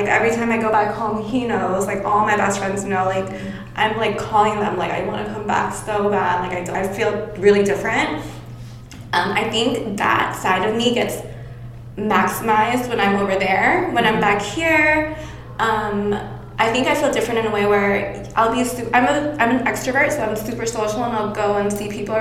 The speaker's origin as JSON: {"language": "English", "region": "Bangkok", "country": "Thailand", "tie": "born or raised there", "moved": "yes", "lives_now": "Los Angeles, United States", "said": "I grew up in Bangkok"}